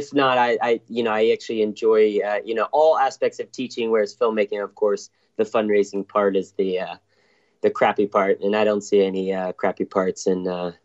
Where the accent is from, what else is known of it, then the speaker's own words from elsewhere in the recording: Greensboro, North Carolina, United States; moved away as an adult; now in Santa Monica, United States; I grew up in North Carolina, actually, and in Greensboro